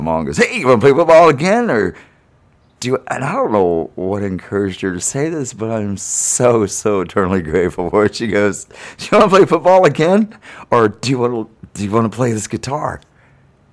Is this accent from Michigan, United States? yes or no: no; Stuart, Florida, United States; also born or lived in Miami, Florida; I was born in Miami, but raised in Stuart, Florida